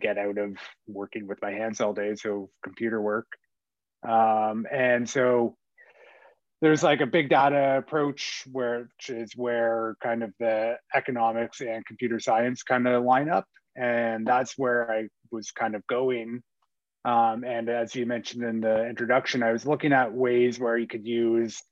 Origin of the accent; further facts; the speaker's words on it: Ottawa, Ontario, Canada; moved away as an adult; also born or lived in Winnipeg; I grew up in Ottawa